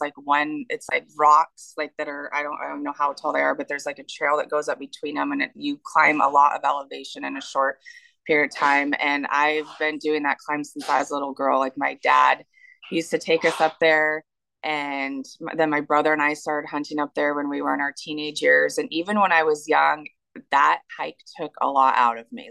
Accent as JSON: {"language": "English", "region": "Washington", "country": "United States", "tie": "born or raised there", "also_born_or_lived": "Tennessee / North Carolina", "moved": "as an adult", "said": "I grew up in Washington. I've lived here my entire"}